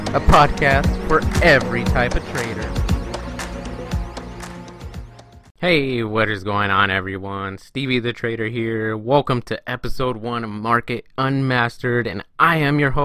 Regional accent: California, United States; I am from California. Born and raised

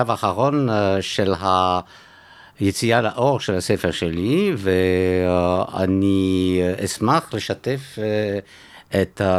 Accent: Antwerp, Flanders, Belgium; first language French; Hebrew is a second language; moved away as an adult; also born or lived in Switzerland; now in Tel Aviv, Israel; כן, בבלגיה. כן, בעצם גדלתי בבלגיה, כן.

